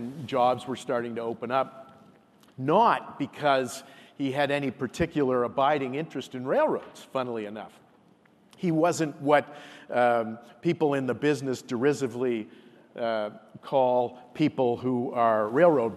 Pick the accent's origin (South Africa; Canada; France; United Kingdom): Canada; Nova Scotia; moved away; also born or lived in Toronto; I'm a kid from Nova Scotia